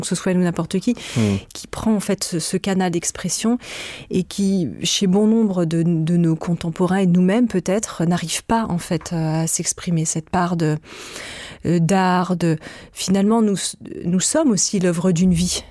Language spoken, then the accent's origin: French; France; Je suis née euh, en France